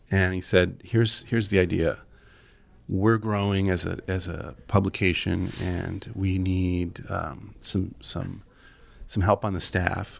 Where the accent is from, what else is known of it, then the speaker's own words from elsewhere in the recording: Kalamazoo, Michigan, United States; moved away; I grew up in Kalamazoo, Michigan.